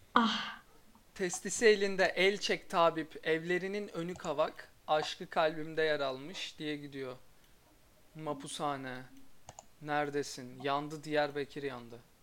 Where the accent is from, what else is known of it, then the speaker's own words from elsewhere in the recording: Erzurum, Turkey; Ben de Erzurumluyum